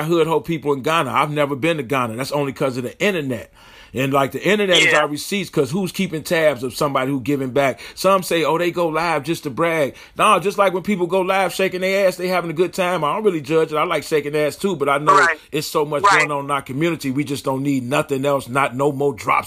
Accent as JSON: {"language": "English", "town": "Chicago", "region": "Illinois", "country": "United States", "said": "I'm from Chicago"}